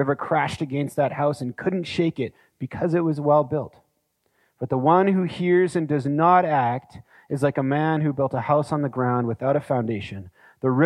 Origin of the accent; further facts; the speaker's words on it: Canada; as Canadian citizens already living in Canada